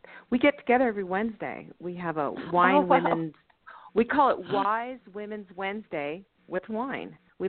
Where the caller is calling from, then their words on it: Boulder, Colorado, United States; I'm in Boulder, Colorado.